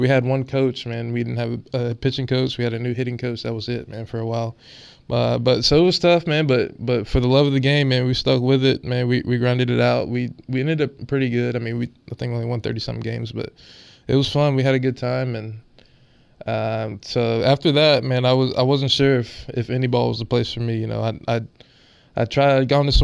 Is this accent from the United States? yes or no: yes; Charleston, South Carolina, United States; now in Wilmington, United States; I'm from Charleston, South Carolina